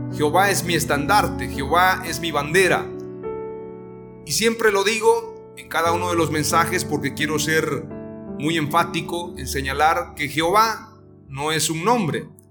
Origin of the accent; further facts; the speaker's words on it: Mexico; Como mexicanos nos identificamos rápidamente